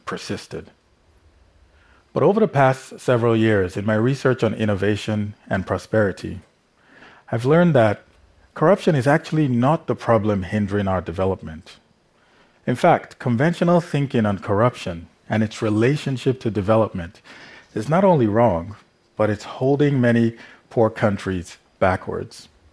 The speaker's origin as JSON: {"language": "English", "country": "Nigeria", "tie": "born or raised there", "said": "growing up in Nigeria"}